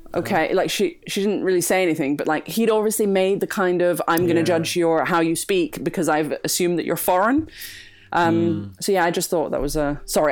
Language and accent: English; Greece; moved away; I was from Greece